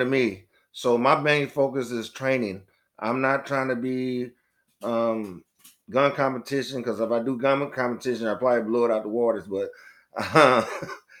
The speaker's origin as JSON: {"language": "English", "town": "East St. Louis", "region": "Illinois", "country": "United States", "also_born_or_lived": "Florida", "moved": "as an adult", "said": "I'm from East St. Louis, Illinois"}